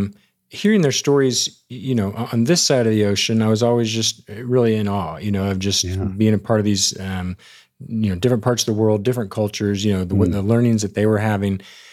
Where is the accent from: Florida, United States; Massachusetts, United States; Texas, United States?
Texas, United States; Dallas; also born or lived in Ohio; So I was born in Ohio, but we moved down to Texas when I was pretty young and to the Dallas area. So since about the age of three, the Dallas-Fort Worth area has been home, always a little bit north of Dallas.